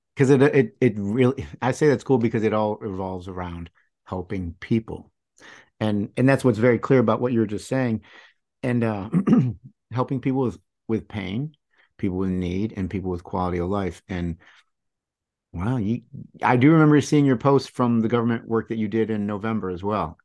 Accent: United States; growing up in the United States here

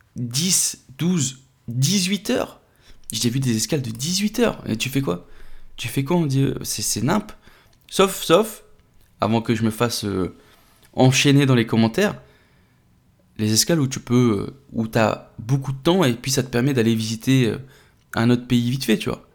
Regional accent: France; chez nous en France

